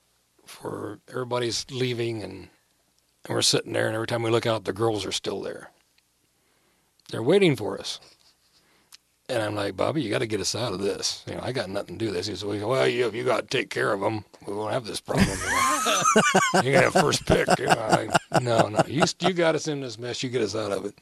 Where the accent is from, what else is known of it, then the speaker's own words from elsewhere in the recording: Muncie, Indiana, United States; I grew up in Muncie